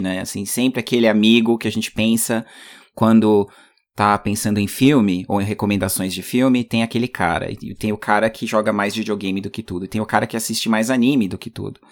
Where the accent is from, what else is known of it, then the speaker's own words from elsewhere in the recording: Brazil; moved away as an adult; also born or lived in Canada; now in United States; não voltaria pro Brasil